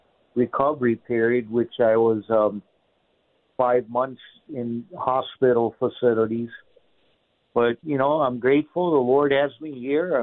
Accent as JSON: {"language": "English", "town": "Honolulu", "region": "Hawaii", "country": "United States", "tie": "born or raised there", "moved": "as an adult", "lives_now": "Buckeye, United States", "said": "I'm originally from Honolulu, Hawaii. I was born and raised there and moved to the States back in 95. And we currently reside here in Buckeye, Arizona"}